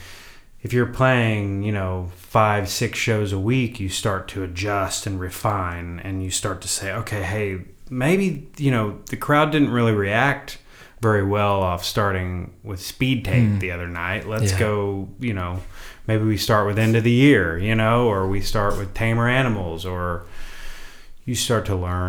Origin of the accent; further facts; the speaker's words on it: Oklahoma, United States; moved away as an adult; now in Los Angeles, United States; I was raised in a small oil town of about 7,500 people, I think, 8,000 people today